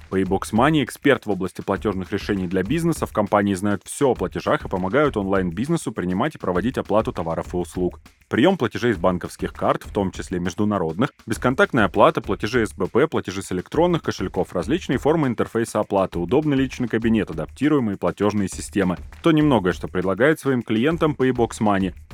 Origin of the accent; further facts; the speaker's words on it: Armenia; Тань, я вам как армянин скажу